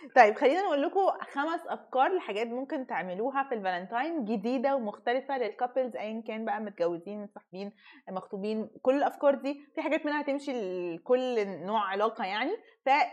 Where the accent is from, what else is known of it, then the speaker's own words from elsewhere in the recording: Egypt; احنا كمصريين